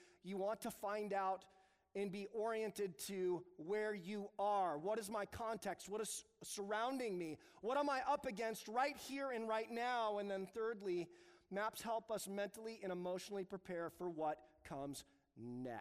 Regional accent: United States; I am so American.

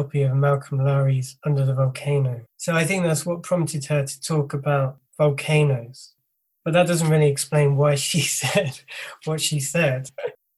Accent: Isle of Wight, South East England, United Kingdom; I grew up on the Isle of Wight

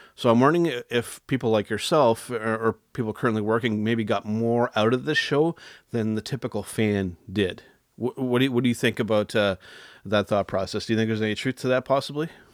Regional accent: Canada; as a Canadian

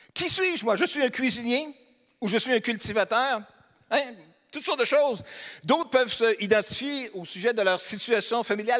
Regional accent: Beauce, Quebec, Canada; moved away; Je suis aussi natif de la Beauce, donc je suis un Beauceron

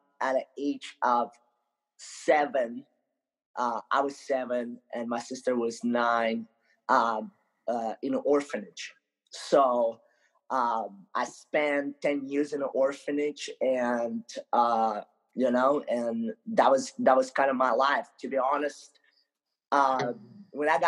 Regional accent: Ukraine; moved away; also born or lived in Moldova; I grew up most of my life in Ukraine. So I actually was born in a little country in Europe called Moldova, but I grew up in Ukraine

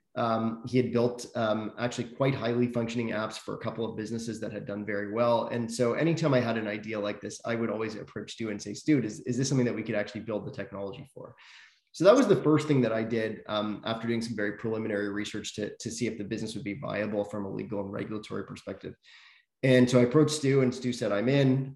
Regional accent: Toronto, Ontario, Canada; also born or lived in South Africa; I grew up in Toronto. Was actually born uh, in South Africa, but didn't uh, live there for very long. Moved here as a, as a baby

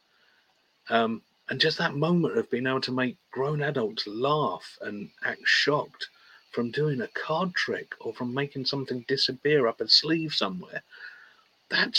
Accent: United Kingdom; We're British.

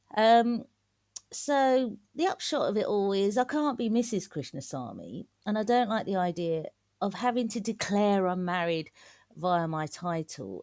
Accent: London, United Kingdom; also born or lived in Malaysia; I'm from East London. Um, I'm from Manor Park

